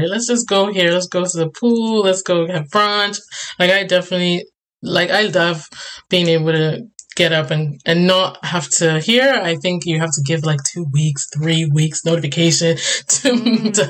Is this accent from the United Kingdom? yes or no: no; Ghana; now in Canada; I went back to Ghana, had to re yeah. order my auntie versus auntie. So in my accent, there's going to be everything is in there.